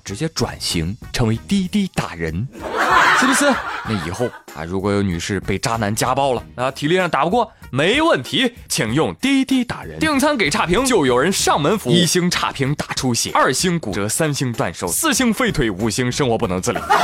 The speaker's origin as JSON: {"language": "Chinese", "country": "China", "said": "我们中国人从来不惧怕什么外来物种"}